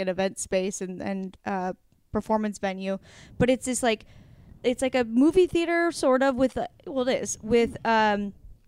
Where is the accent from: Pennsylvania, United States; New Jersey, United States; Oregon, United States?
Oregon, United States; Astoria; moved away; my hometown of Astoria, Oregon